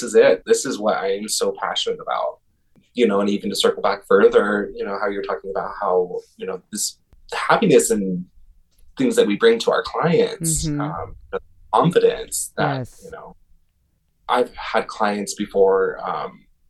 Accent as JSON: {"language": "English", "town": "Riverton", "region": "Wyoming", "country": "United States", "tie": "born or raised there", "also_born_or_lived": "Denver, Colorado / San Francisco Bay Area, California / Boise, Idaho", "moved": "as an adult", "said": "I was born and raised in Riverton."}